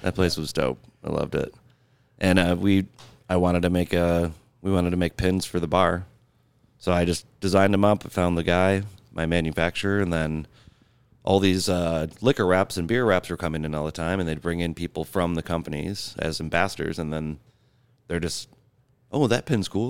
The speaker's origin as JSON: {"language": "English", "town": "Grand Rapids", "region": "Michigan", "country": "United States", "moved": "as an adult", "lives_now": "Buffalo, United States", "said": "I'm from Grand Rapids, Michigan"}